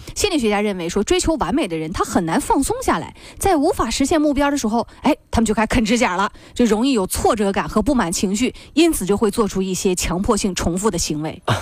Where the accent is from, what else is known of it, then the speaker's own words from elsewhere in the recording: China; 我们中国人